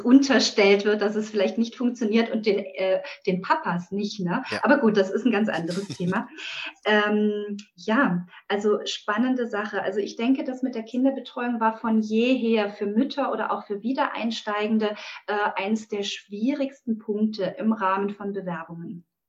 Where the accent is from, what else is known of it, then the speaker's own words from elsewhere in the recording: Friedrichshafen, Baden-Württemberg, Germany; ich bin äh, hier im Süddeutschland heimisch, äh, in Friedrichshafen